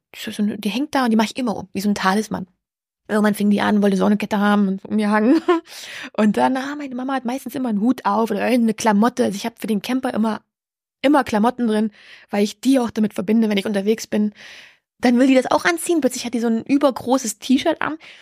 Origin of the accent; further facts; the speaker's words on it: Halle, Saxony-Anhalt, Germany; in meiner Heimat in Halle